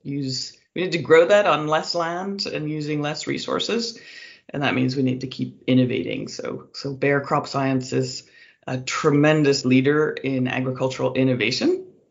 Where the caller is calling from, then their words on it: California, United States; I'm calling in from California.